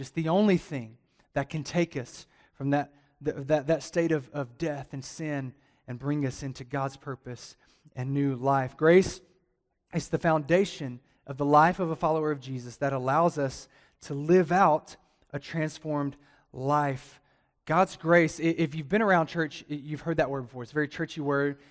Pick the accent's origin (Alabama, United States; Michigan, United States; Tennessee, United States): Alabama, United States; also born or lived in Atlanta, Georgia; now in Las Cruces, United States; I'm from Alabama